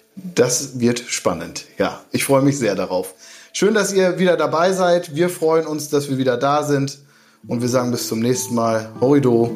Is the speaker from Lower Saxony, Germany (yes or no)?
yes; Emsland, Lower Saxony, Germany; Emsland, meine Heimat